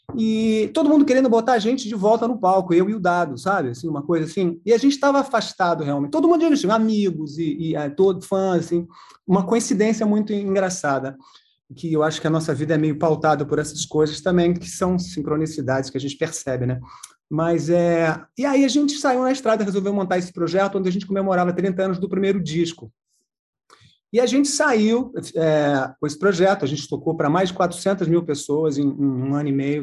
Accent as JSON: {"language": "Portuguese", "region": "interior of São Paulo", "country": "Brazil", "moved": "yes", "lives_now": "Rio de Janeiro, Brazil", "said": "eu sou do interior de São Paulo"}